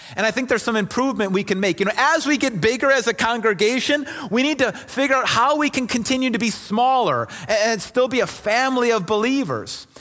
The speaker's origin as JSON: {"language": "English", "town": "Kenosha", "region": "Wisconsin", "country": "United States", "tie": "born or raised there", "also_born_or_lived": "Milwaukee", "moved": "as an adult", "said": "I grew up in Kenosha and family Milwaukee area, so I'm, I'm from this area"}